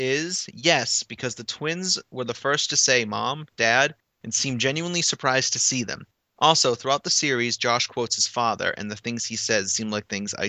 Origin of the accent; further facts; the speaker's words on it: Massachusetts, United States; Hey! I'm from Massachusetts.